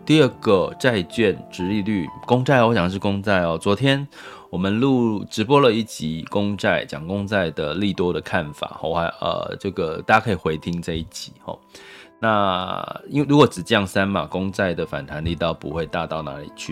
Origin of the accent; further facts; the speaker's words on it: Taiwan; 我们台湾